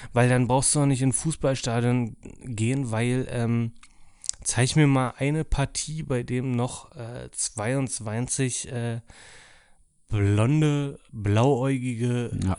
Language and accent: German; Dortmund, North Rhine-Westphalia, Germany; muss ich als Dortmunder sagen